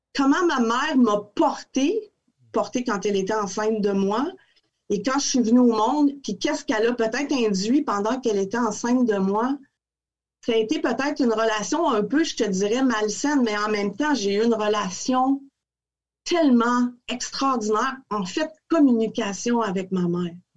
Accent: Quebec City, Quebec, Canada; moved away as an adult; fille de Québec, très amoureuse de cette ville-là. Je suis sortie de Québec

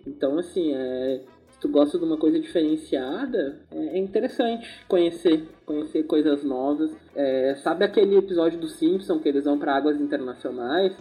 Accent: Porto Alegre, Rio Grande do Sul, Brazil; eu sou de Porto Alegre

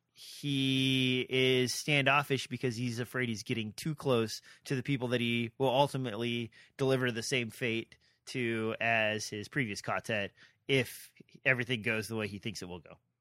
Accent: Nebraska, United States; I'm from Nebraska

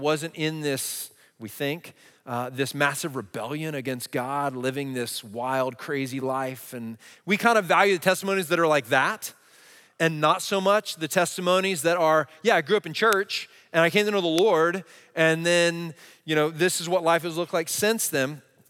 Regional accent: New Jersey, United States; I'd heard the gospel a lot growing up in Jersey.

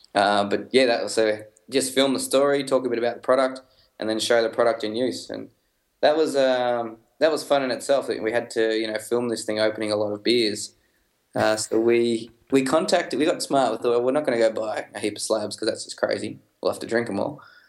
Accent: Melbourne, Victoria, Australia; we're two guys from Melbourne

